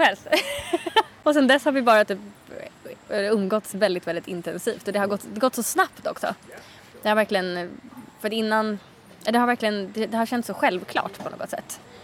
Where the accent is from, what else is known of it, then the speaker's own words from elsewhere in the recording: Sweden; moved away as an adult; min familj och mina vänner hemma i Sverige.